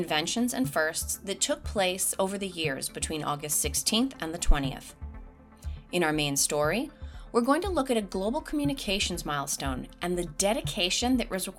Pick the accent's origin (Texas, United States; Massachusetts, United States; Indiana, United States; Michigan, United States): Massachusetts, United States; Boston; growing up in Boston, Massachusetts